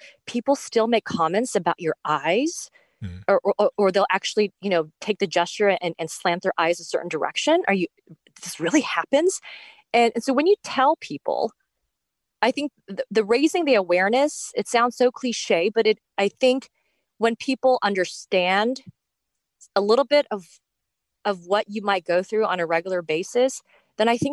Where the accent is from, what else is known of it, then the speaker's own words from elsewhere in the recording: United States; accent: American; which is an American accent because I was born and raised here